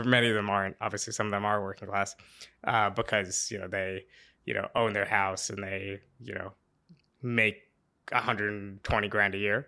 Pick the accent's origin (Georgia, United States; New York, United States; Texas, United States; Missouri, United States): New York, United States; Pleasantville; Pleasantville, New York